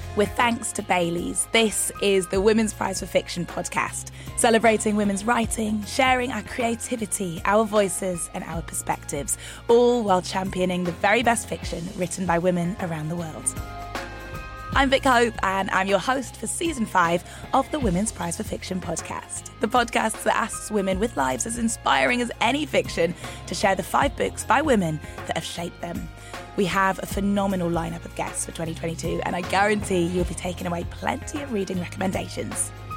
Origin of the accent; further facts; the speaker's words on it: Newcastle, North East England, United Kingdom; I'm half Nigerian, half. Um, my family were in Newcastle